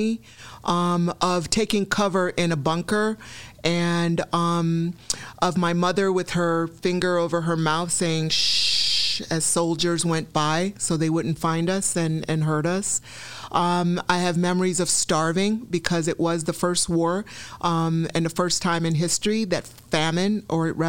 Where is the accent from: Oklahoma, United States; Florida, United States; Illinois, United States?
Illinois, United States; Chicago; also born or lived in Nigeria / Woodridge, Illinois; South Commons is where I remember life beginning. I mean, those were formative years from age 5 to 13